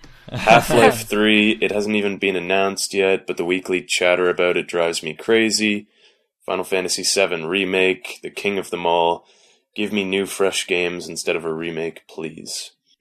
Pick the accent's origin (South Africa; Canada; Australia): Canada; Hey, well, I'm Canadian and I play Madden, so there you go.